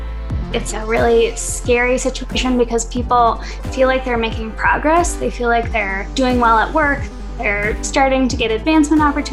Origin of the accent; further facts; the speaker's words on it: Denver, Colorado, United States; from Denver originally, born and raised here. Went to East High School on Colfax, grew up in that neighborhood